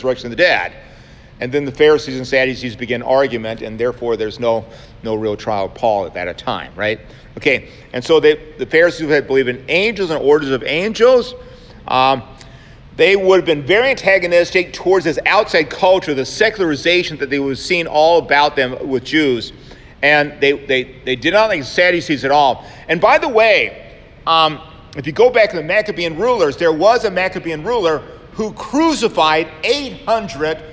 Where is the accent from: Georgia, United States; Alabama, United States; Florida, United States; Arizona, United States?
Georgia, United States; Savannah; when I was growing up in Savannah, Georgia